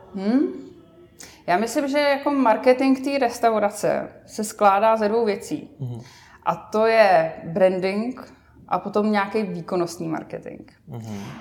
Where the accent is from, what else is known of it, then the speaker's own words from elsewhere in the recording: Vsetín, Zlín Region, Czechia; na Moravě, odkud pocházím ve Vsetíně